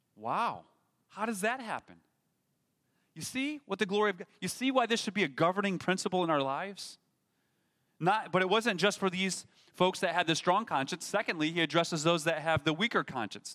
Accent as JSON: {"language": "English", "country": "United States", "said": "we as Americans"}